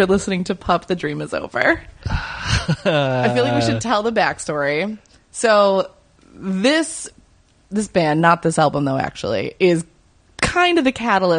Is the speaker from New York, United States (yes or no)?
yes; Upstate New York, United States; growing up in Upstate